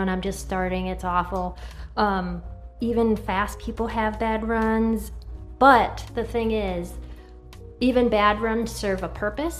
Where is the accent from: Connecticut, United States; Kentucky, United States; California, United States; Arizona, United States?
Connecticut, United States; moved away as an adult; now in Virginia, United States; I'm a mom of three, and I'm a transplant to Virginia through military. I grew up in Connecticut